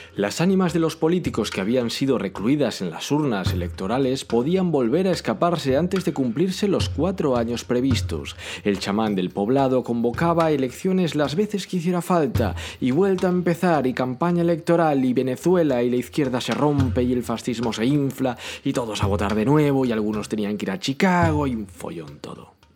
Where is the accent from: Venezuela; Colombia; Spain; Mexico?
Spain; yo soy español